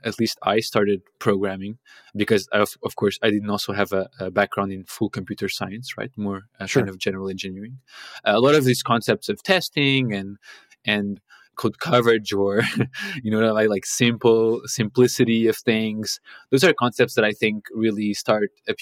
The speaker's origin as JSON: {"language": "English", "country": "Portugal", "moved": "as an adult", "lives_now": "Copenhagen, Denmark", "said": "I'm originally from Portugal. I live in Copenhagen now, but that's where I did my bachelor's"}